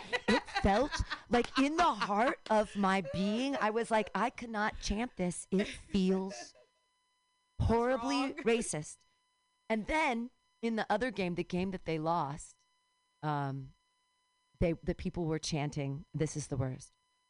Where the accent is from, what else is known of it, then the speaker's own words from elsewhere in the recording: California, United States; I can legitimately claim California as a birthright in that I've never paid rent. I've never lived outside of California.